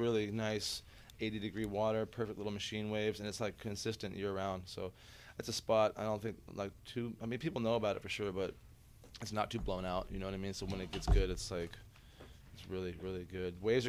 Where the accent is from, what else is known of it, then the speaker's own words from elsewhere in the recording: San Diego, California, United States; now in Brooklyn, New York, United States; And I'm from Pacific Beach.